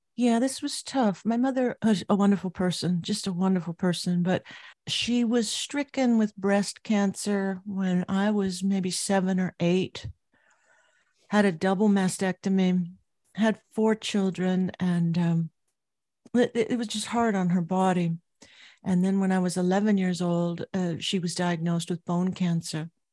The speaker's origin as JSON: {"language": "English", "town": "Anaheim", "region": "California", "country": "United States", "tie": "born or raised there", "said": "I grew up in Southern California, Anaheim, California, to be specific."}